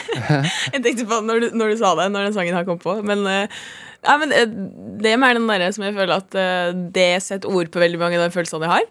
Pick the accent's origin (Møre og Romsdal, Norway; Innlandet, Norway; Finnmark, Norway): Møre og Romsdal, Norway; Molde; Jeg er fra Molde.